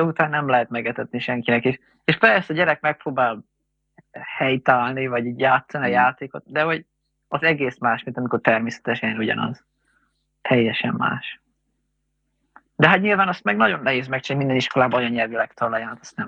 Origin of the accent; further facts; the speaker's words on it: Hungary; én magyar vagyok